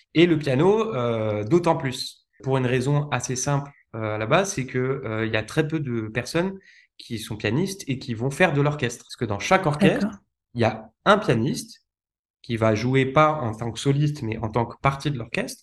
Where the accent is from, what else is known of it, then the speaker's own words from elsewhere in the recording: Lyon, Auvergne-Rhône-Alpes, France; j'ai grandi en France, notamment à Lyon